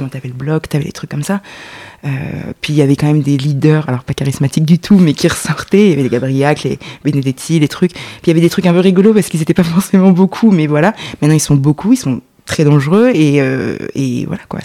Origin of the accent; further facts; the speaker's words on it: Lyon, Auvergne-Rhône-Alpes, France; j'ai grandi à Lyon